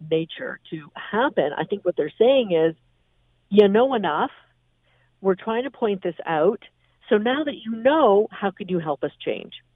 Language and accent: English; Canada; I, as a Canadian